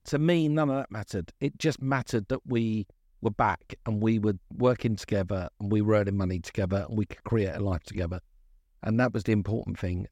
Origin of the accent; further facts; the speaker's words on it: London, United Kingdom; born and bred in Brixton